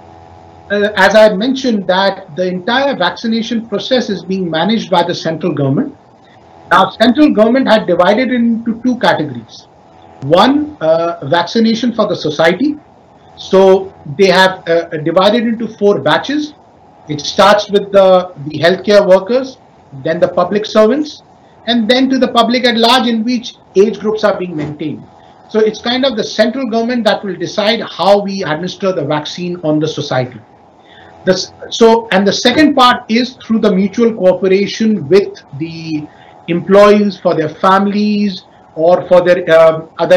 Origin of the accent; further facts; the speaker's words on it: India; now in Indonesia; my home country in India